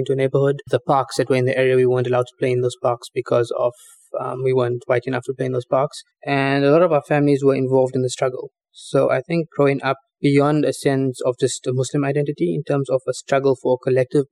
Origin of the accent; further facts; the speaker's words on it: South Africa; we're from South Africa